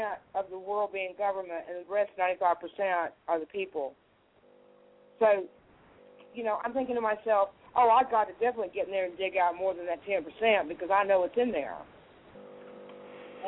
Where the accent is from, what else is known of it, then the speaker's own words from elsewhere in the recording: United States; I'm an American, and I was born and raised in America